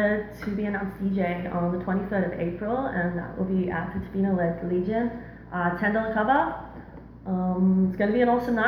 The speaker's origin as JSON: {"language": "English", "country": "Australia", "tie": "born or raised there", "also_born_or_lived": "Sydney / Gold Coast / Melbourne", "accent": "Aussie", "moved": "yes", "said": "I grew up in Oz, East Coast, Sydney, Gold Coast, and lived in Melbourne for a while"}